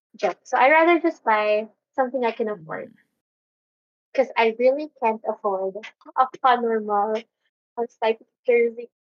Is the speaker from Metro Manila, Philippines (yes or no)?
yes; Makati, Metro Manila, Philippines; I'm from Makati